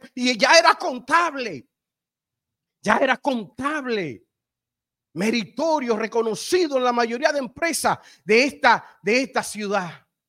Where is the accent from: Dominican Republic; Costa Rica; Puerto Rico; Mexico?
Dominican Republic; yo soy dominicano